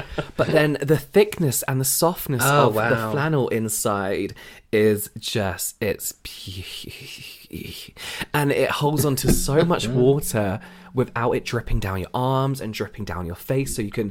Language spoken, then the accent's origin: English; England, United Kingdom; I'm going to call them flannels, sorry, because I'm English and I'm used to calling them flannels.